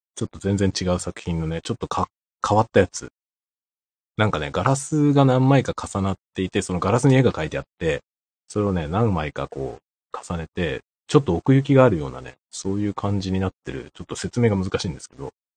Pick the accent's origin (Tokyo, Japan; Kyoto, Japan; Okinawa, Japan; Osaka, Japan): Tokyo, Japan; moved away; 僕の実家東京なんですけど